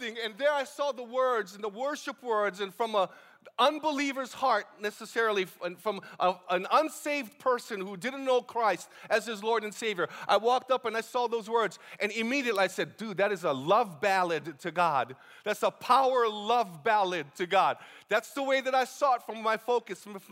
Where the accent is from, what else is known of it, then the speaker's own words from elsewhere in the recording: Honokaa, Hawaii, United States; born and raised in the Big Island